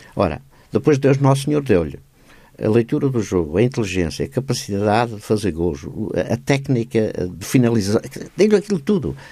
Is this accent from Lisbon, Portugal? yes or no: no; Cruz de Pau, Setúbal, Portugal; Eu vivia na Cruz de Pá